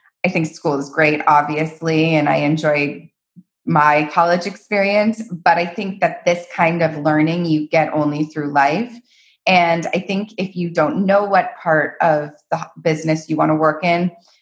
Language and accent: English; Palm Beach, Florida, United States; also born or lived in Aspen, Colorado; now in Los Angeles, United States; I'm from Palm Beach, Florida.